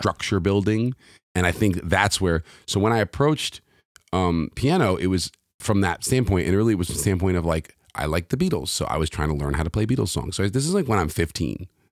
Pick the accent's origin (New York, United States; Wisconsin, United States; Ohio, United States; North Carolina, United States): New York, United States; New York City; moved away as an adult; also born or lived in London; now in Los Angeles, United States; I grew up in New York City.